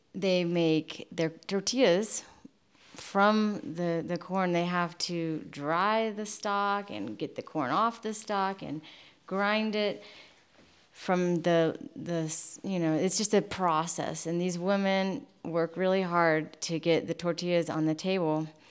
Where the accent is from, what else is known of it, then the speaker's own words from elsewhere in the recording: United States; moved away as an adult; now in Mexico; growing up in the United States